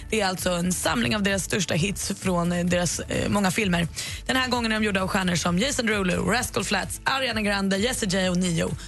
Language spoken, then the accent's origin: Swedish; Skåne, Sweden; now in Gothenburg, Sweden; Ja, fast jag är skåning.